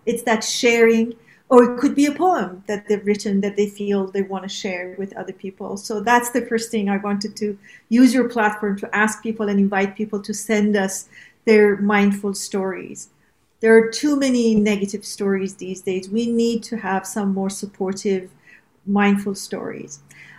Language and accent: English; Iran; also born or lived in around the world; as you know, I am from Iran, and that was the Western and the Eastern part of me that sort of, and then I was raised in the world, basically around the world.